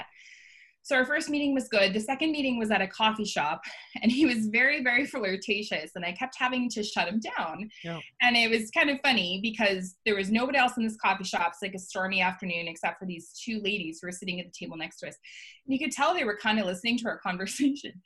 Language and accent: English; Canada; I'm Canadian